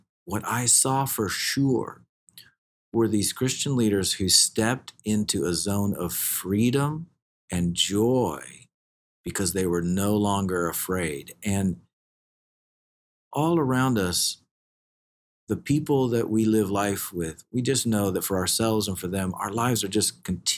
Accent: United States; I'm an American

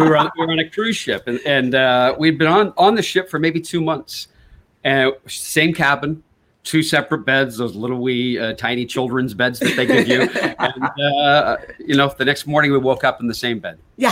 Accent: Canada; worked at the radio station with him in my hometown in canada

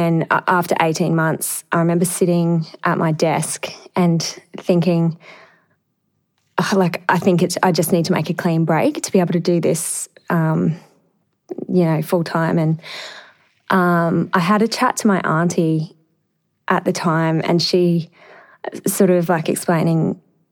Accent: Emerald, Queensland, Australia; moved away; I went back to my hometown in Emerald

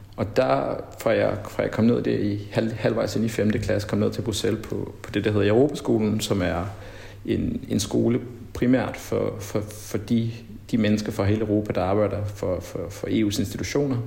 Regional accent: Denmark; moved away as an adult; also born or lived in Brussels, Belgium; now in Mali; jeg havde grundlæggende ikke haft det så forfærdeligt godt i, i folkeskolen hjemme i Danmark

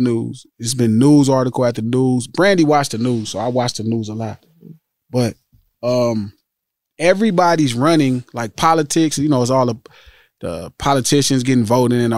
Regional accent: Los Angeles, California, United States; also born or lived in Compton; I'm from Watts, Compton and Watts my whole life

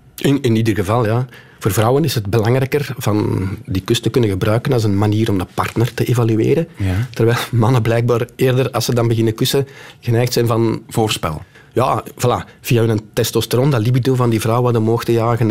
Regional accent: Kempen, Flanders, Belgium; ik kom uit de Kempen.

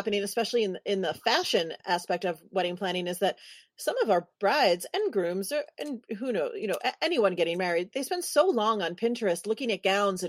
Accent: New York City, New York, United States; moved away; I'm from New York City originally

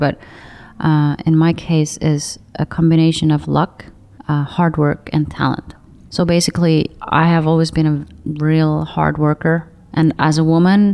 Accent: Saare County, Estonia; moved away; also born or lived in Tallinn; I'm from the biggest island called Saaremaa

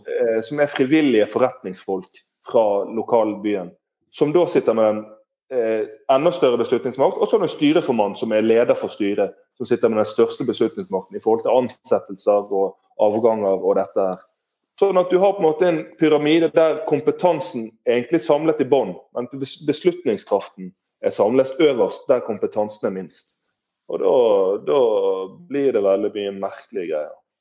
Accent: Bergen, Vestland, Norway

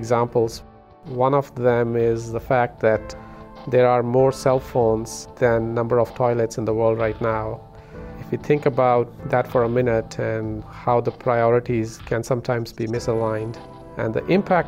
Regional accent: India; now in United States; I was born and brought up in India

